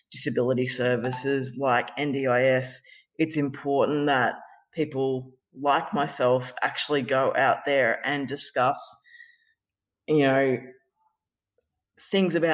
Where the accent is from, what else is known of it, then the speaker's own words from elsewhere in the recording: Ballarat, Victoria, Australia; moved away as an adult; now in Geelong, Australia; Uh, I grew up in Ballarat. I'm now living in Geelong. I have been living in Geelong for over well, since 2007.